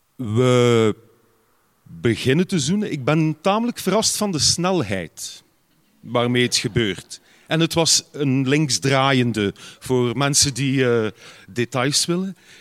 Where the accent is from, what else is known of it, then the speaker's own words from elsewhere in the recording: Ghent, Flanders, Belgium; bij ons op Gembrugge, dus is nogal een groene gemeente